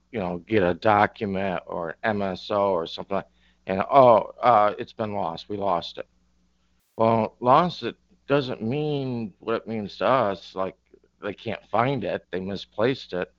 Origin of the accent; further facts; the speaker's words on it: Northern Michigan, United States; also born or lived in Southern Florida; now in Florida, United States; I grew up in Northern Michigan